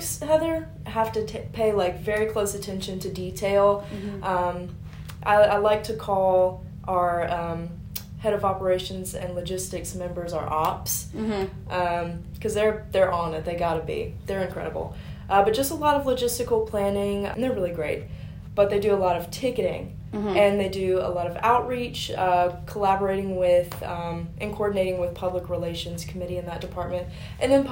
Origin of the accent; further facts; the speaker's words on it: Carthage, Mississippi, United States; I'm from Carthage, Mississippi originally, an hour down the road, not very far at all